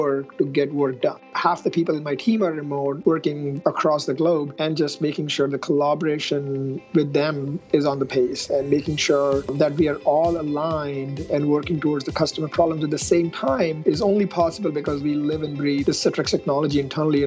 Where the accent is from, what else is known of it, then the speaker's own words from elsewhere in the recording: India; moved away as an adult; now in United States; I grew up in India and I did my engineering in India for mechanical engineering